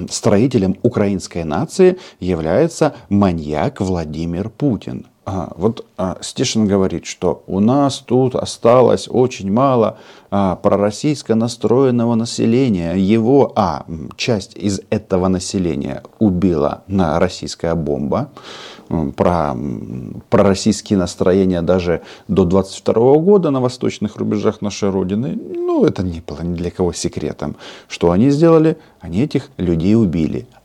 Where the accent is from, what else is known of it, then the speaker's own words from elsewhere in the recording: Kazakhstan; born there; Я вам говорил, что я родился в Казахстане.